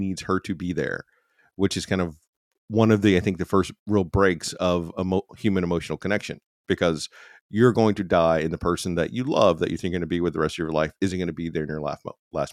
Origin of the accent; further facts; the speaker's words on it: United States; as an American